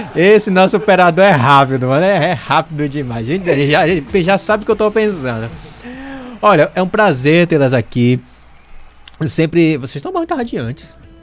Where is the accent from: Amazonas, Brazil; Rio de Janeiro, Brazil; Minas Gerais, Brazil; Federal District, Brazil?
Amazonas, Brazil; Eu sou amazonense